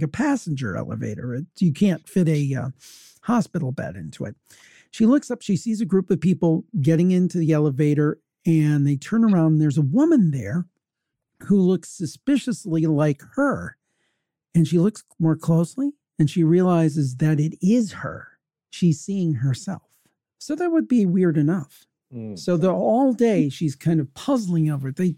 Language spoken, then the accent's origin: English; Cleveland, Ohio, United States; it did happen in my hometown.